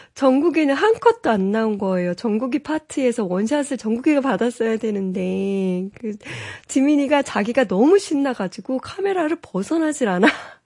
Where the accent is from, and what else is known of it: South Korea